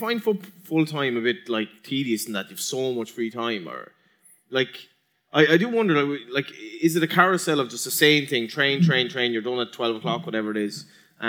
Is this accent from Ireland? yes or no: yes; Galway, Connacht, Ireland; I'm from Galway